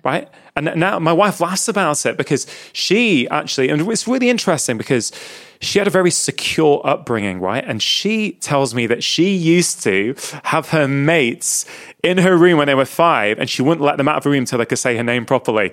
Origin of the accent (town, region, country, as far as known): England, United Kingdom; born or raised there; also born or lived in India